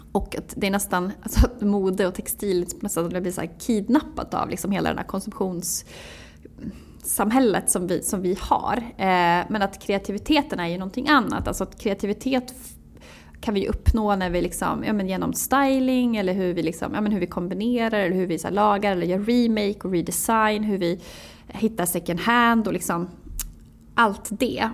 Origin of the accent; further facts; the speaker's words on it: Jämtland, Sweden; also born or lived in Umeå; now in Stockholm, Sweden; jag är född 1986 i, utanför Östersund. Eh, växte upp på landet